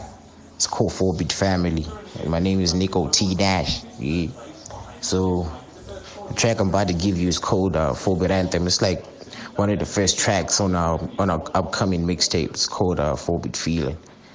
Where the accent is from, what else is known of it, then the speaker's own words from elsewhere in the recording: Mutare, Manicaland, Zimbabwe; I'm a rapper from Mutati, you know what I'm saying? From Chikanga Phase 2. That's where I come from.